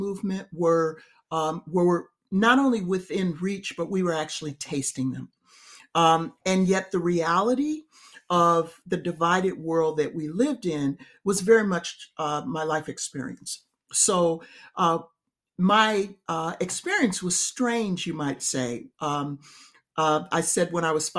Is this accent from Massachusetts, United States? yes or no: no; Chicago, Illinois, United States; raised in the Black church, I was educated in public school in inner city Chicago